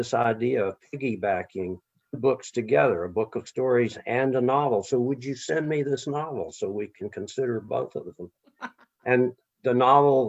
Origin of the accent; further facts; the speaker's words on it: Texas, United States; moved away; also born or lived in Mexico / Louisiana; I was born and raised in Texas and Mexico and later Louisiana